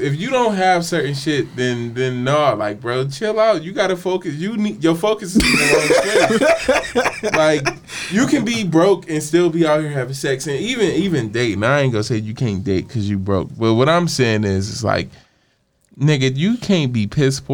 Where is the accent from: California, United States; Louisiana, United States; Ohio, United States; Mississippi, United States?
Ohio, United States; Cleveland; I grew up in Cleveland.